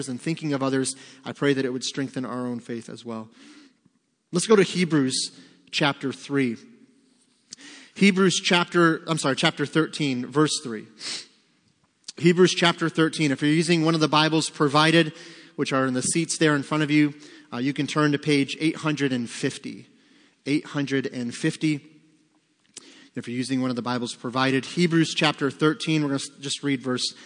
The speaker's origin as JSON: {"language": "English", "country": "United States", "said": "As American Christians"}